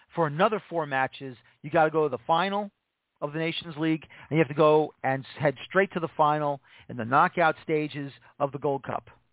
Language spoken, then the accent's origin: English; United States